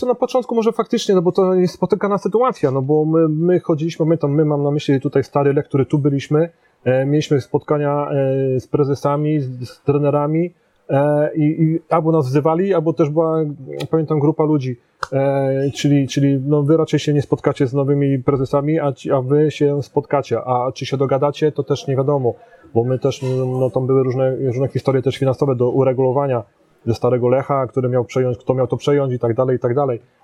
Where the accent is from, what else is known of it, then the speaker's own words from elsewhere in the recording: Poznań, Greater Poland, Poland; ja jestem poznaniakiem